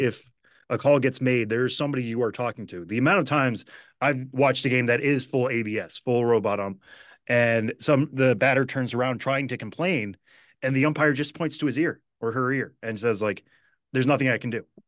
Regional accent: Western Massachusetts, United States; growing up in Western Massachusetts

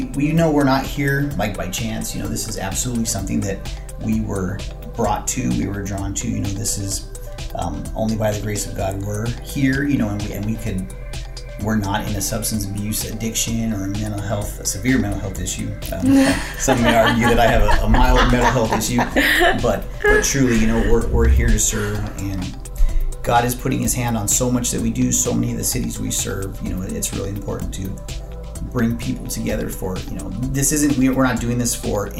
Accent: Riverside County, California, United States; we're born and raised in Riverside County.

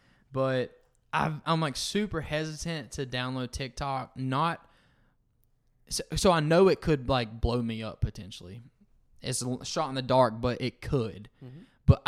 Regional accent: the South, United States; Dad, we did that on purpose because it's just, you know, we're from the South.

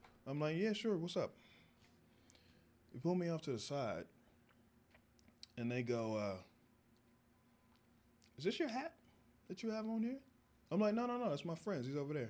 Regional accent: the South, United States; You know, I'm from the South, we all got, you know, but they were into that.

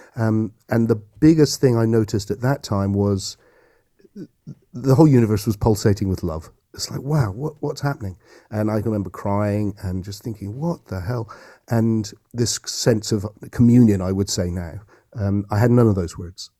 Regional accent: Yeovil, South West England, United Kingdom; I grew up, I'm a local Somerset boy, and I grew up in Yeovil

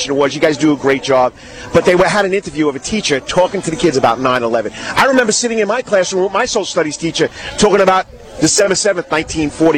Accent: New York City, New York, United States; also born or lived in Nassau County, New York; now in Savannah, United States; I'm from Brooklyn. I moved out to Nassau County

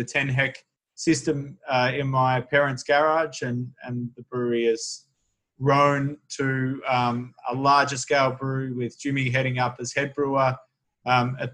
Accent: Beechworth, Victoria, Australia; The brewery's located in my hometown, which is a small regional town, 300 kilometres

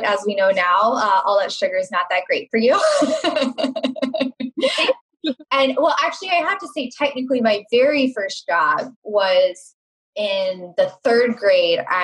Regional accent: Charlotte, North Carolina, United States; moved away as an adult; also born or lived in Chicago; I grew up in Charlotte, North Carolina.

